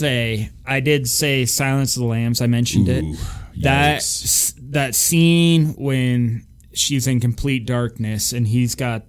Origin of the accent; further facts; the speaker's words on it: Ridgway, United States; I grew up in kind of a rural community.